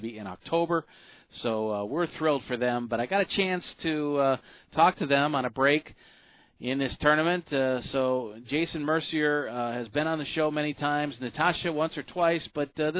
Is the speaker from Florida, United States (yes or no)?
yes; Largo, Florida, United States; I'm from Largo up there